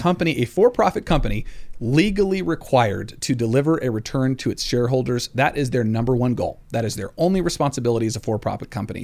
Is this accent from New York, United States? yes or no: no; Colorado, United States; I was raised here in Colorado, went to Overland High School